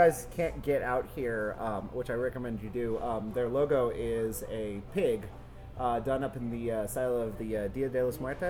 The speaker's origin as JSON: {"language": "English", "region": "California", "country": "United States", "tie": "born or raised there", "moved": "yes", "lives_now": "Spokane, United States", "said": "I grew up in California, so I grew up around good, cheap Mexican food on every corner."}